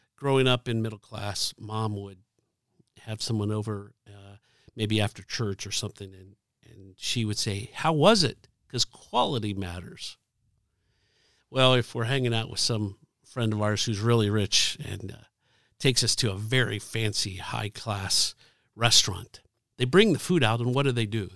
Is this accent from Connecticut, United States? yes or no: no; Dayton, Ohio, United States; now in Indianapolis, United States; I grew up in Dayton, Ohio